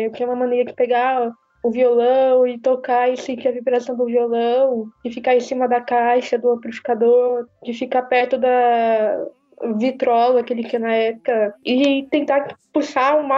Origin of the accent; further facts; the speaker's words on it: Santa Branca, São Paulo, Brazil; now in São Caetano do Sul, Brazil; Eu sou do, de Santa Branca, interior de São Paulo, mas atualmente moro em São Caetano.